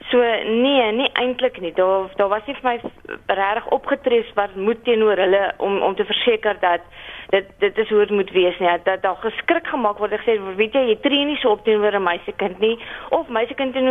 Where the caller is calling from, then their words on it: Western Cape, South Africa; ek is hier van die Weskaap